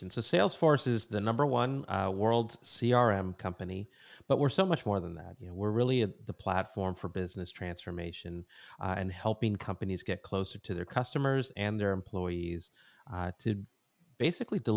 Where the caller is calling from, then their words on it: San Clemente, California, United States; I am in a little surf village in Southern California called San Clemente.